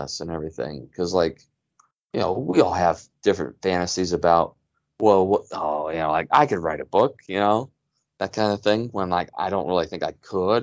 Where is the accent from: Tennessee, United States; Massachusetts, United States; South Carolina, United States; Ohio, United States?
Ohio, United States; Cleveland; born or raised there